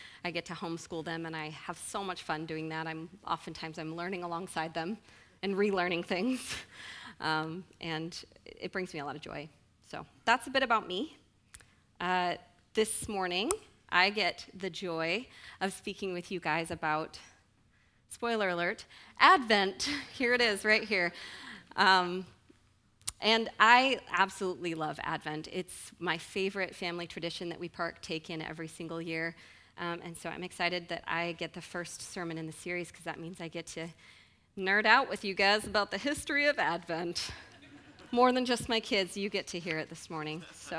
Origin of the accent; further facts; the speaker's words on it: Snohomish, Washington, United States; I was actually born in the Pacific Northwest area. I grew up around the Snohomish area, and actually my siblings and my parents still live there